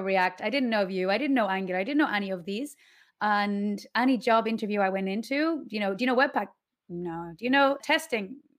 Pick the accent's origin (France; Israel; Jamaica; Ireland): Ireland; Ashford, Leinster; moved away as an adult; now in Mallorca, Spain; So I'm from Ireland, from, um, Ashford, County Wicklow.